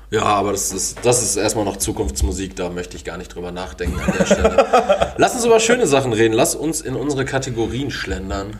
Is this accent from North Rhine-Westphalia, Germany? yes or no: yes; Essen, North Rhine-Westphalia, Germany; Ich bin aus Essen